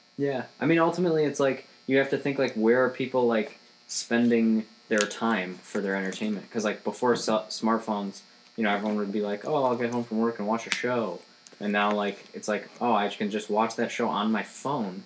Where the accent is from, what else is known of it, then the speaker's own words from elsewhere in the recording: Rochester, Michigan, United States; Rochester, Michigan. Rochester. It's my hometown. It's like an hour north of Detroit